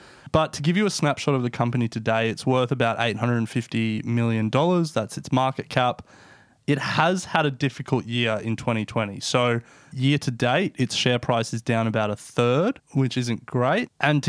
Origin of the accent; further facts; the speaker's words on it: Australia; the obvious one as Australian speaking in Australia, is superannuation.